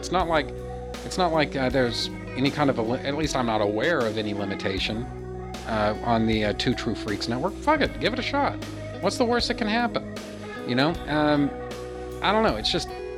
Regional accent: United States; as an American culture

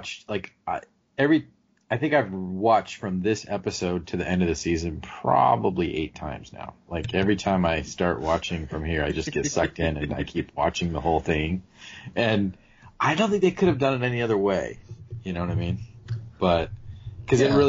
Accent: southern Arizona, United States; I grew up like in a little town, like just north of the border in southern Arizona

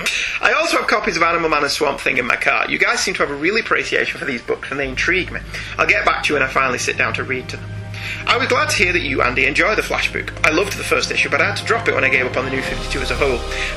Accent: Ireland; considering I'm an Irishman and you two are British.

